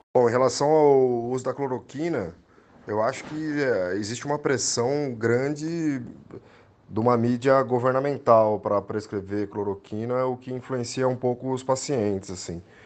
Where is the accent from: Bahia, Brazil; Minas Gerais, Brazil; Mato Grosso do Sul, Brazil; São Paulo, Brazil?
São Paulo, Brazil; São Bernardo do Campo; eu nasci em São Bernardo do Campo, meu pai é de Santo André, eu tenho família em Santo André. Eu não morei na região por apenas 10 anos da minha vida, então eu conheço muito bem a região do Grande ABC aqui